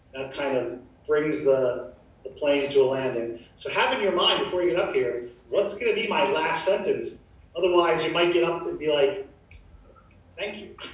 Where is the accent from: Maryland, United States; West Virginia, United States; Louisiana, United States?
Maryland, United States; moved away as an adult; I'm from Maryland